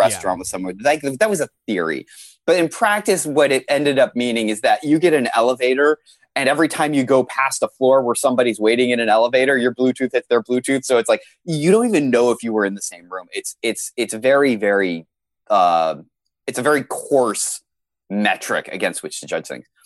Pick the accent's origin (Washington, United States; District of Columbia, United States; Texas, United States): Washington, United States; Seattle; I'm from Seattle, Washington